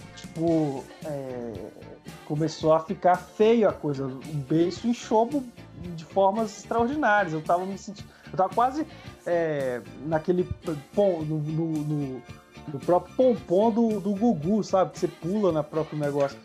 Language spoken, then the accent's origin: Portuguese; Ouro Branco, Minas Gerais, Brazil; lá no meu bairro, em Ouro Branco